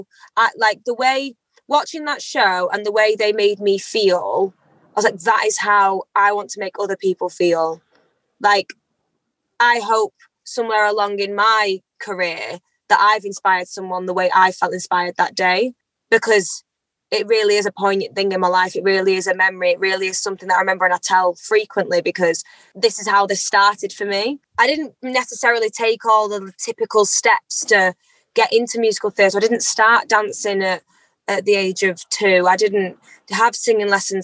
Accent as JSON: {"language": "English", "town": "Eccles", "region": "North West England", "country": "United Kingdom", "tie": "born or raised there", "said": "I am an Afro-Caribbean British lady. I was born in Eccles on the 6th of July, 1997"}